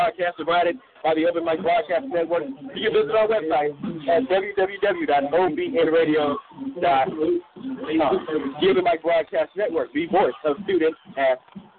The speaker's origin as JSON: {"language": "English", "town": "Hempstead", "region": "Texas", "country": "United States", "said": "I am from Hempstead, Texas"}